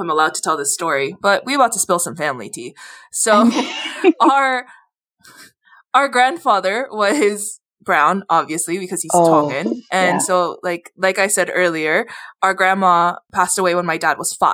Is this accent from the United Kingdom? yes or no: no; Hawaii, United States; we grew up in Hawaii